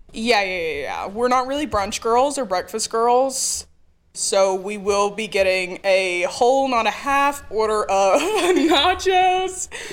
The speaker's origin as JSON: {"language": "English", "town": "Mineral Bluff", "region": "Georgia", "country": "United States", "also_born_or_lived": "Blairsville", "said": "I'm from about 20 minutes away from this tiny town called Mineral Bluff."}